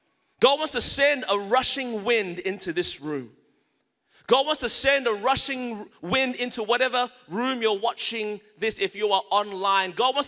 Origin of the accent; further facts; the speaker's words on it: Melbourne, Victoria, Australia; now in Anderson, United States; I was born and raised in Melbourne, Australia. That's the reason my voice is this way. My mother and father are Malaysian Chinese.